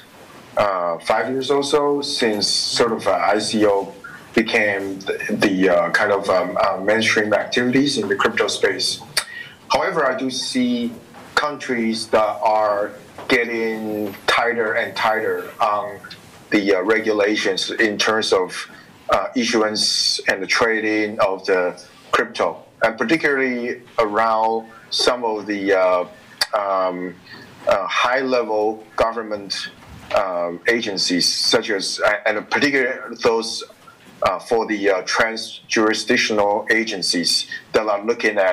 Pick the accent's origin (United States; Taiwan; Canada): Taiwan; I am the former legislator and a member of parliament from Taiwan.